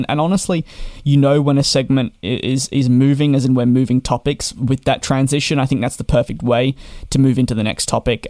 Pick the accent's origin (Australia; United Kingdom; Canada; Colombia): Australia; being Australian